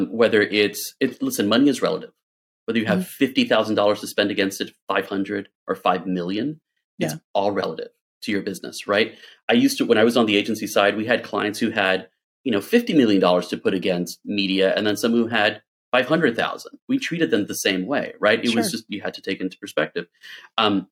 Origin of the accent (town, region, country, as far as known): Miami, Florida, United States; born or raised there; also born or lived in Cuba / Chicago / Los Angeles; now in Miami, United States